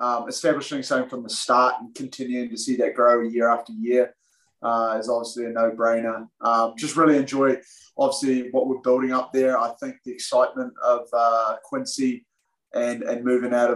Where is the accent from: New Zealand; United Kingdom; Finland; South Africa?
New Zealand; moved away as an adult; now in Boston, United States; I grew up in New Zealand.